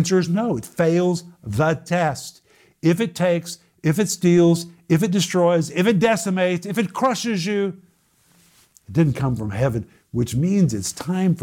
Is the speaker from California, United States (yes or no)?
no; Oklahoma, United States; I grew up in Oklahoma